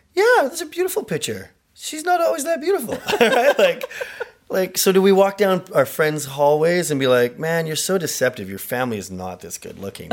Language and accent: English; Canada; I am Canadian